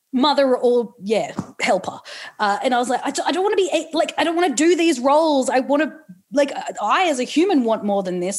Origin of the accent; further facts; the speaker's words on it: Newcastle, New South Wales, Australia; I'm from Newcastle